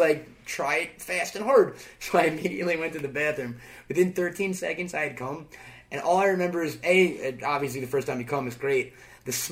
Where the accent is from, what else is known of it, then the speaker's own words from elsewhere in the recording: Long Island, New York, United States; I'm a Jew from Long Island